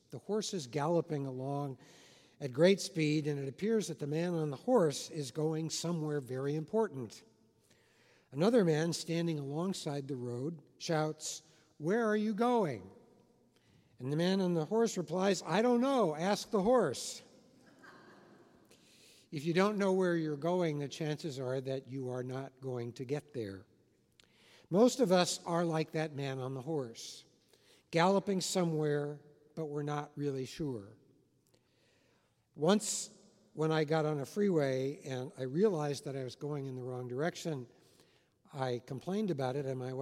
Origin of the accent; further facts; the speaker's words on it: Los Angeles, California, United States; also born or lived in Washington, D.C.; now in Southern California, United States; I grew up in Hollywood.